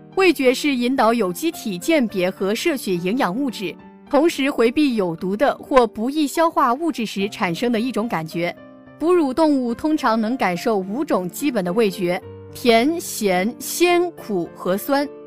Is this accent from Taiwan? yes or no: no; southern China, China; 我们作为一个南方人